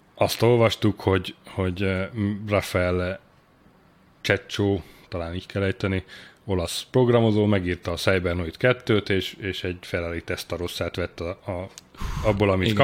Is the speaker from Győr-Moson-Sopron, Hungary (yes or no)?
yes; Sopron, Győr-Moson-Sopron, Hungary; én Sopronban születtem, és ott nőttem fel